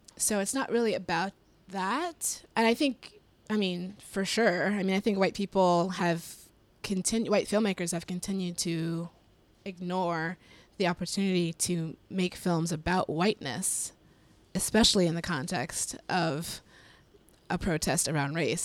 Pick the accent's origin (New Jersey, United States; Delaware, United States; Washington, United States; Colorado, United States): Colorado, United States; I'm from Colorado, so I grew up in very white spaces all the time